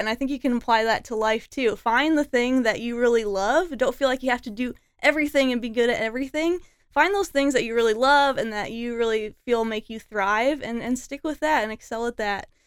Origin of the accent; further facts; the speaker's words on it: Des Moines, Iowa, United States; moved away as an adult; also born or lived in Chicago / Austin / Berlin / Barcelona; I was born in Des Moines. I went to Johnson High School.